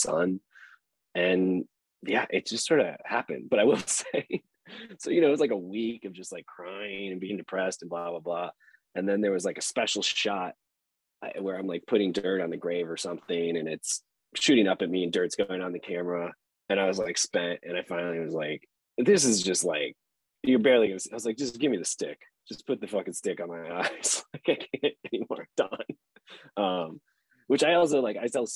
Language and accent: English; Chicago, Illinois, United States; I'm from Chicago, and the worst thing you could do in Chicago is have a swelled head.